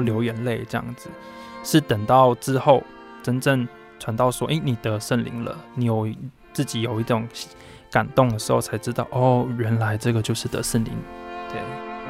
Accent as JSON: {"language": "Chinese", "town": "Puli", "region": "Nantou County", "country": "Taiwan", "tie": "born or raised there", "also_born_or_lived": "Hualien", "said": "因为发生了一些事情来回到普里这边来生活"}